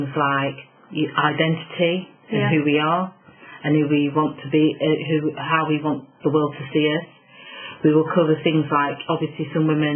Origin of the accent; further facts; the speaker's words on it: Nottingham, East Midlands, United Kingdom; Nottingham because that's obviously my hometown